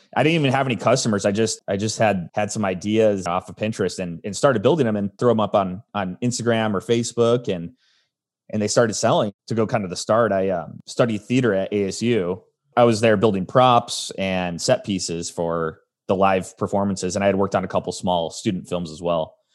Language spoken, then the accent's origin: English; Arizona, United States; also born or lived in Chicago, Illinois; I was born in Chicago, but grew up in Arizona